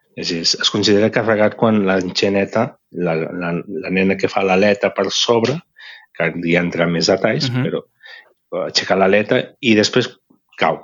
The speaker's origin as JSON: {"language": "Catalan", "town": "Barcelona", "region": "Catalonia", "country": "Spain", "tie": "born or raised there", "said": "sóc de Barcelona i de la barriada de Sants. Uh mhm. -huh. M'he criat aquí tota la vida"}